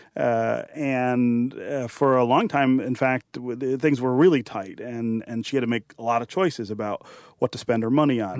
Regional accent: Detroit, Michigan, United States; I was born and raised here in Detroit

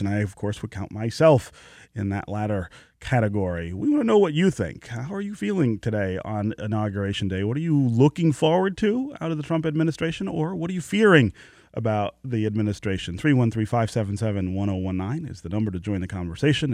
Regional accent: United States; being an American

